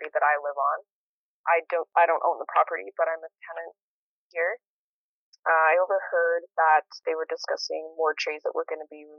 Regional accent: St. Albert, Alberta, Canada; moved away as an adult; also born or lived in Edmonton, Canada; now in Nelson, Canada; I grew up in St. Albert, outside of Edmonton.

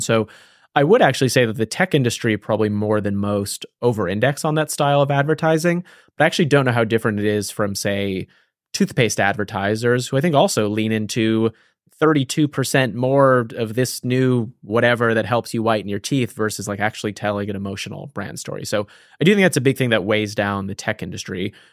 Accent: East Coast, United States; moved away as an adult; now in San Francisco, United States; I grew up on the East Coast.

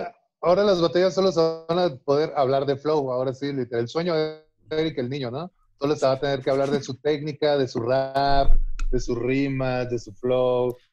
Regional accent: Ciudad Constitución, Baja California Sur, Mexico; now in Mexico City, Mexico

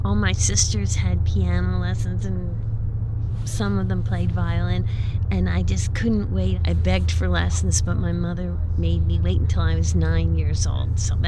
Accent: South Orange, New Jersey, United States; now in Millburn, United States; Well, I was born in New Jersey. And I grew up in South Orange, and then I went off to college, and when I returned, I moved to Hoboken and lived in Hoboken for 10 years, and then moved to Millburn, where we've been ever since.

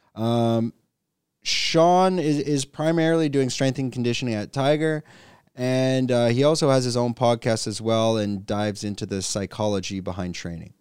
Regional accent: Canada; now in Phuket, Thailand; I'm a Canadian expat living in Phuket, Thailand

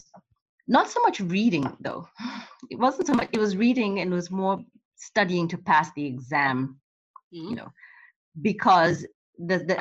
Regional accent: Kenya; moved away as an adult; I grew up in Kenya and I came here when I was 18, 19 to go to college.

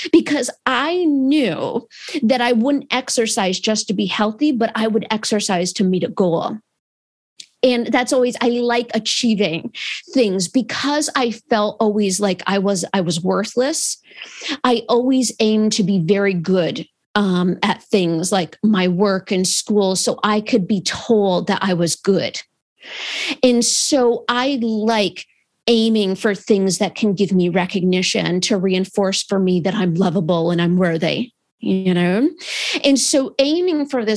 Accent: Adirondack Park, New York, United States; I grew up in the Adirondack Park in New York.

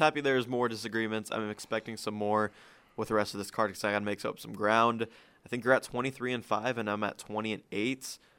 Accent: Akron, Ohio, United States; we're from Cleveland, Ohio, from Akron.

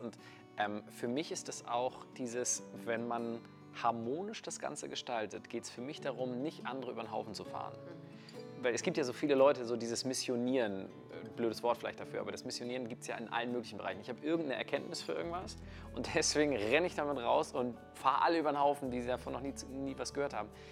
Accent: Kiel, Schleswig-Holstein, Germany; wir sind hier gerade in München, ich komme aus Kiel

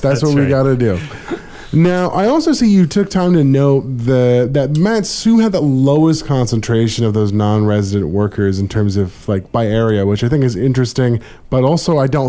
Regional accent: Anchorage, Alaska, United States; to reminisce on my childhood of growing up in Anchorage

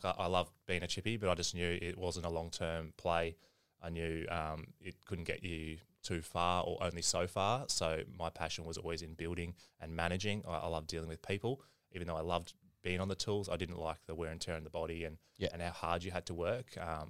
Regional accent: Brisbane, Queensland, Australia; born there; Yeah, mate, I was born in Wesley Hospital, so living in Paddington at the moment, haven't gone far, one suburb across.

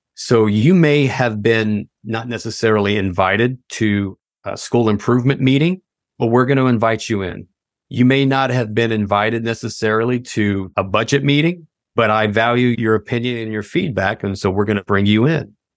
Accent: Tennessee, United States; moved away as an adult; also born or lived in Washington, D.C. area / Virginia; I'm originally from Tennessee, very small town in Tennessee, and, uh, absolutely loved it, had a good community upbringing

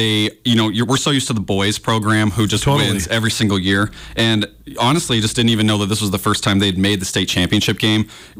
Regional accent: Billings, Montana, United States; also born or lived in Arizona; growing up in Billings

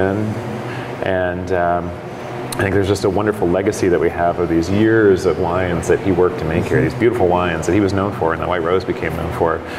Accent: Oregon coast, United States; also born or lived in San Francisco; I grew up in Oregon, on the Oregon coast

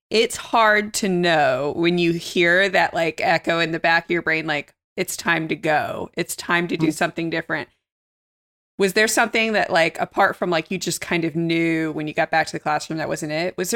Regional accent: Birmingham, Alabama, United States; Uh, I'm from Birmingham originally.

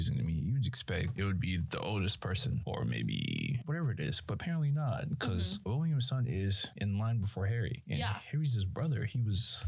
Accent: Nigeria; I'm Nigerian and my parents are very African

